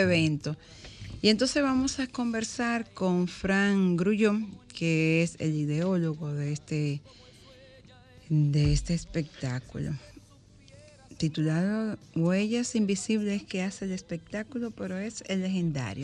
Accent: Higüey, La Altagracia, Dominican Republic; moved away; yo nací en Higüey

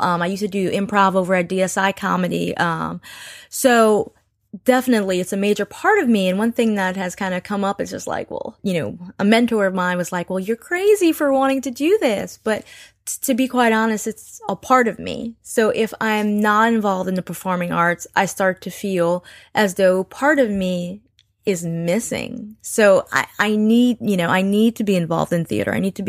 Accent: Nigeria; I'm Nigerian, part Creole.

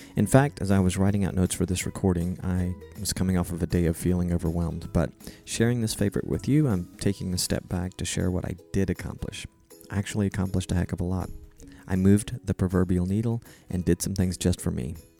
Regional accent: Fort Worth, Texas, United States; moved away as an adult; now in Panama; I am from Fort Worth, Texas, and I'm now living abroad in Panama, Central America

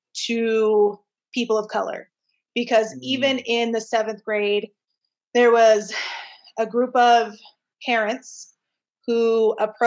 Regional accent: Layton, Utah, United States; we were raised in Layton

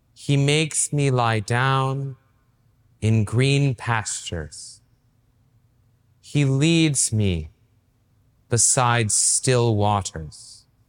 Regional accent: East Tennessee, United States; moved away; also born or lived in Boston; I grew up in East Tennessee, right? And Uh, I lived in a little town called Merrillville

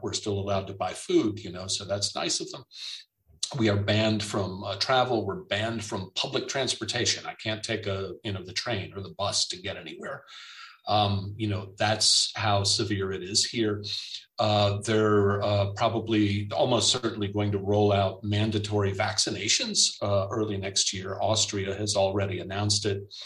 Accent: United States; now in Germany; It's not just me as the American

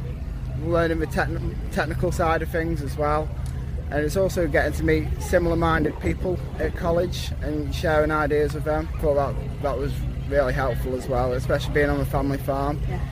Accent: near Barthomley, Cheshire, North West England, United Kingdom; So we farm near Bartonley, which is near junction 60 M6

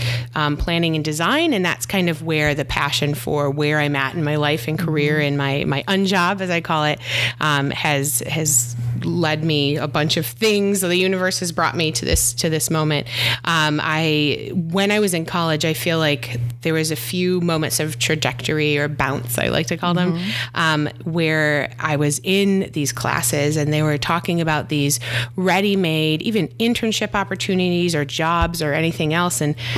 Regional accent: Michigan, United States; also born or lived in Virginia Beach / San Diego; now in Austin, United States; So I am originally from Michigan and I feel like I've moved all over. I've lived in Virginia Beach, San Diego, always lived by water. Recently I've moved to Austin.

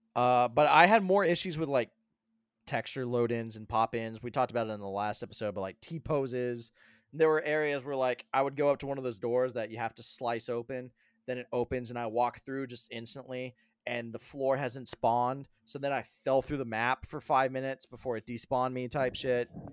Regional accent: Colorado, United States; moved away; I grew up in Colorado

